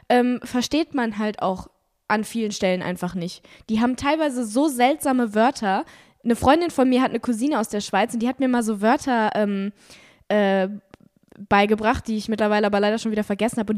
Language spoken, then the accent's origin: German; Germany; ich als Deutscher